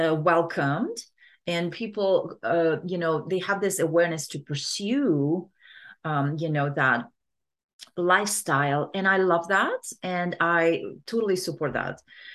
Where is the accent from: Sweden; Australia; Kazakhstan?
Kazakhstan; Yeah, so I grew up in Kazakhstan, right?